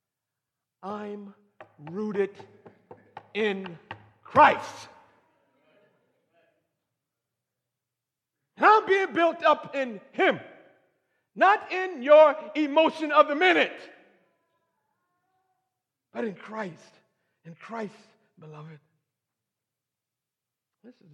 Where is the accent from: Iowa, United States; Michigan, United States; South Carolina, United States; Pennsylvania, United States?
Michigan, United States; I was raised in Michigan